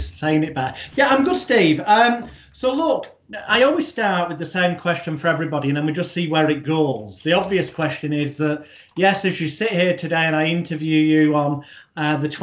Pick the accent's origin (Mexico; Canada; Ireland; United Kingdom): United Kingdom; the British bad boy of hypnosis